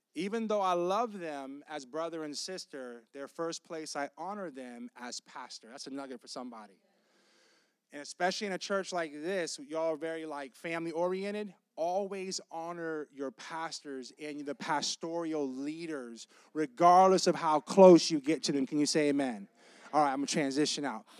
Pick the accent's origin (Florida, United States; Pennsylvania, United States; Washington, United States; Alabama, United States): Florida, United States; Tampa; I'm from Tampa, and Claremont